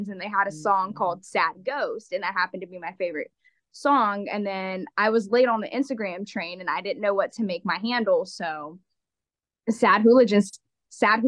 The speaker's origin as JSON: {"language": "English", "town": "Asheville", "region": "North Carolina", "country": "United States", "tie": "born or raised there", "moved": "as an adult", "lives_now": "Charlotte, United States", "said": "I am from Asheville. I live in Charlotte, but I am from Asheville."}